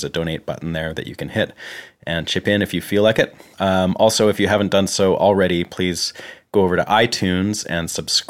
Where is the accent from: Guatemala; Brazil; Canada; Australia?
Canada; moved away as an adult; now in Nashville, United States; I'm a Canadian guitarist, songwriter, producer, and engineer, and I've been living and working here in Nashville for the last 4 years.